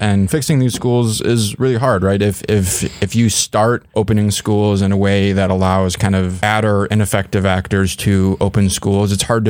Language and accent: English; near Ann Arbor, Michigan, United States; Yes, I grew up near Ann Arbor and went to school there